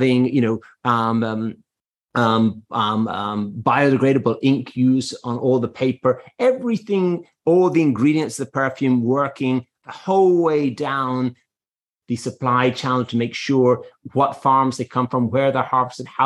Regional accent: Ireland; moved away; I am Irish

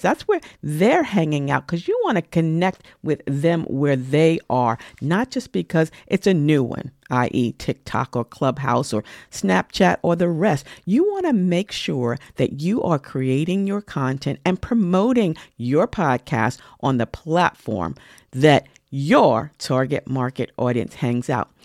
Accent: New York, United States; as a New Yorker

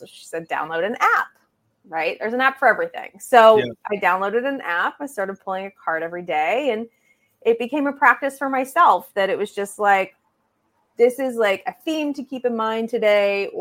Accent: Pittsburgh, Pennsylvania, United States; moved away as an adult; now in New York, United States; I grew up in Pittsburgh, but I've been in New York for 15 years

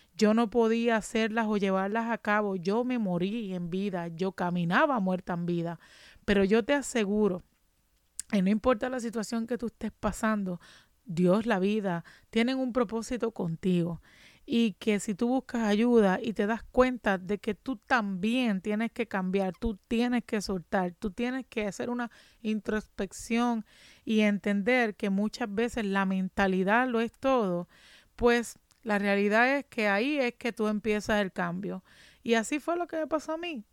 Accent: Ponce, Puerto Rico; moved away as an adult; also born or lived in Juana Díaz, Puerto Rico; now in Massachusetts, United States; en Ponce, me mudé a Juana Díaz y de Juana Díaz cuando vino María perdí mi casa

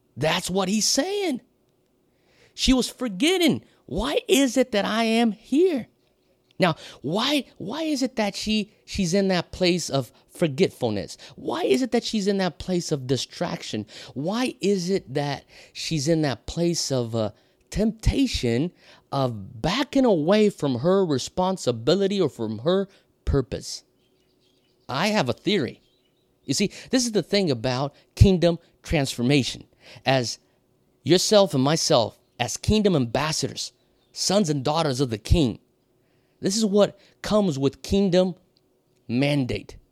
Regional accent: Brazil; moved away as an adult; also born or lived in Europe / United States; now in Hawaii, United States; I was born and raised in Brazil, so I speak Portuguese

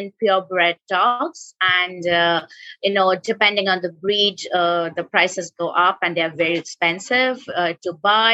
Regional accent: Kolkata, West Bengal, India; I was growing up in Kolkata

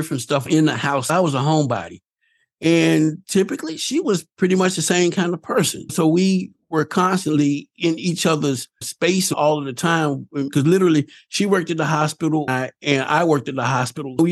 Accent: the South, United States; I'm from the South, again, because of the way that I was raised

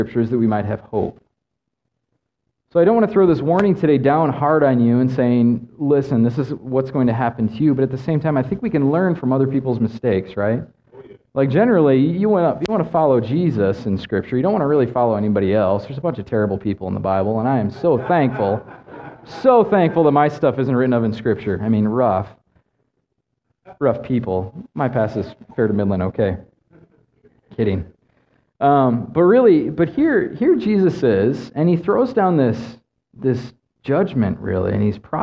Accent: Midwest, United States; moved away; also born or lived in Mongolia; I'm from the Midwest

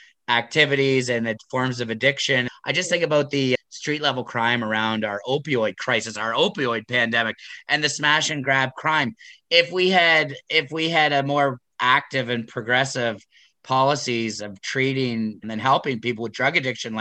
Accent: Waterloo Region, Ontario, Canada; growing up in Waterloo region on the Waterloo Moraine, on the Haldimand Tract

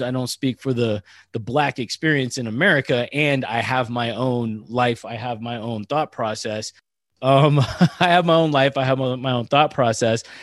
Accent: Northern California, United States; also born or lived in San Diego / Annapolis; I'm from Northern California

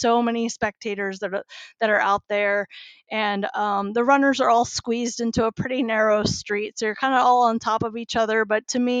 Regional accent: United States; being the American that I am and unfortunately only speak English

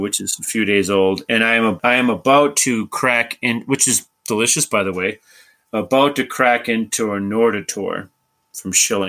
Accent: Brockton, Massachusetts, United States; I'm from Brockton

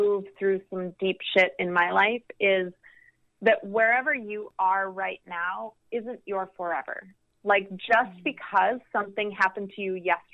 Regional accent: Midwest, United States; moved away; also born or lived in Los Angeles / New York; me going back to the Midwest

